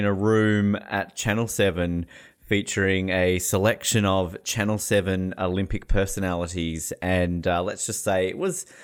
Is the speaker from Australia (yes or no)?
yes; Australia; moved away; also born or lived in New Zealand; we're Australian.